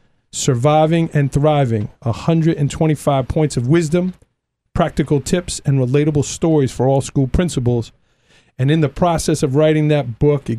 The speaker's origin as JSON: {"language": "English", "town": "New York City", "region": "New York", "country": "United States", "tie": "born or raised there", "said": "We grew up in Staten Island, New York."}